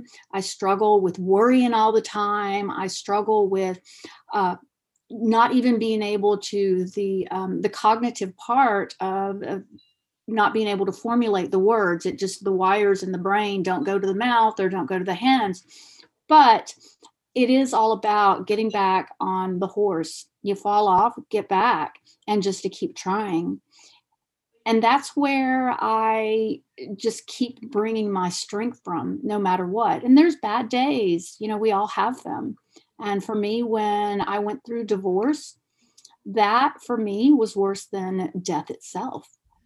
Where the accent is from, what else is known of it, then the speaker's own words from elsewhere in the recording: Argentina; And being a dual citizen, I'm from Argentina also, I knew about plants and herbs and natural because of my grandmother